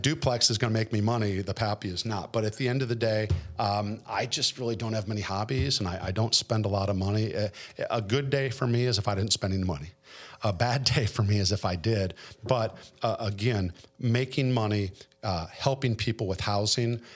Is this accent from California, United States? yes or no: no; Detroit, Michigan, United States; moved away as an adult; also born or lived in Fort Lauderdale, Florida; now in Nashville, United States; I was born and raised in Detroit in a relatively middle-class neighborhood